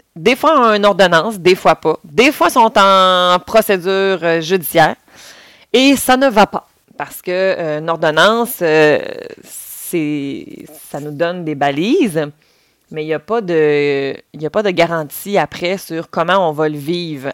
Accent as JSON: {"language": "French", "region": "Quebec", "country": "Canada", "said": "si vous commencez déjà à l'entendre, je viens aussi du Saguenay-Lac-Saint-Jean"}